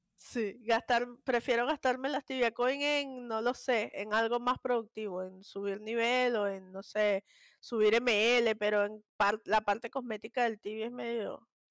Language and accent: Spanish; Venezuela; yo soy súper, súper venezolana